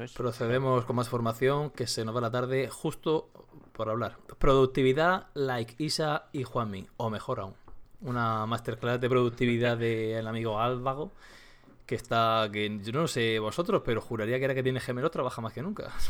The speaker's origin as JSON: {"language": "Spanish", "region": "Region of Murcia", "country": "Spain", "accent": "Murcian", "said": "trilingüe diría yo, que también, que también hablo murciano"}